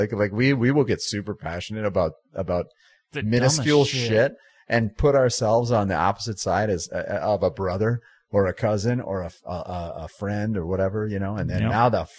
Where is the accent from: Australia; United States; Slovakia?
United States; Iowa; also born or lived in South Dakota; I was from Iowa